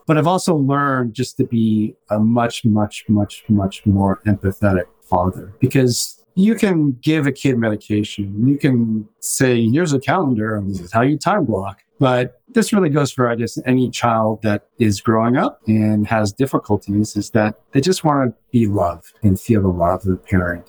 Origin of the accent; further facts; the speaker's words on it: Los Angeles, California, United States; I grew up in West LA, which is predominantly you know, white.